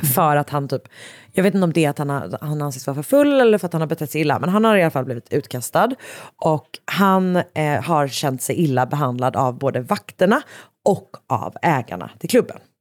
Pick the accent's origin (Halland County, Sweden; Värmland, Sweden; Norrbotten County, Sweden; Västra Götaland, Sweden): Västra Götaland, Sweden; Gothenburg; jag då som också liksom är från Göteborg